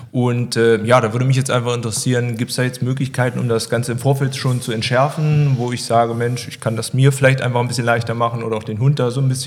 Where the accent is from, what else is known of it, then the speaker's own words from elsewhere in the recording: Wernigerode, Saxony-Anhalt, Germany; Also ich bin ja aus Wernigerode